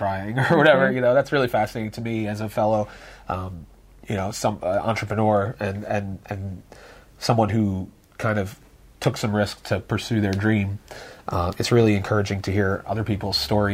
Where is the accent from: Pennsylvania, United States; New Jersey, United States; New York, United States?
Pennsylvania, United States; Philadelphia; also born or lived in Lansdale; I grew up in Philly